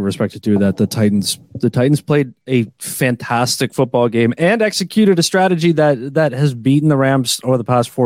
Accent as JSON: {"language": "English", "town": "Toronto", "region": "Ontario", "country": "Canada", "said": "I'm from Toronto."}